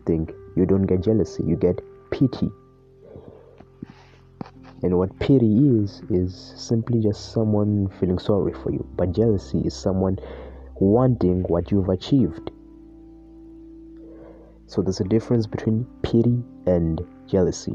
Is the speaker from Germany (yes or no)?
no; South Africa; I was born in South Africa in a very middle-class family